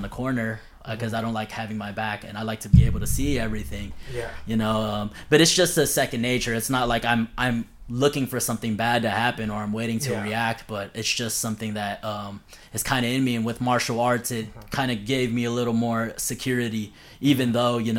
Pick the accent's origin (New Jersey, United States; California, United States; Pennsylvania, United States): California, United States; Los Angeles; I grew up in I grew up in LA in California